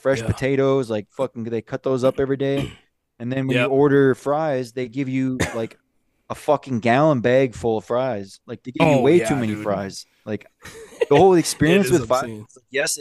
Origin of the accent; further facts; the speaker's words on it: Ontonagon, Michigan, United States; growing up in Otnoggin